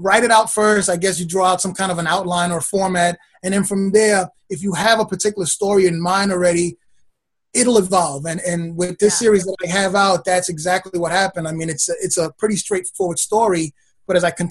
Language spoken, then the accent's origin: English; New York City, New York, United States; also born or lived in Brooklyn; I've been a Queens boy pretty much all my life. I was born in Brooklyn, and then Moved to Queens. I've been here ever since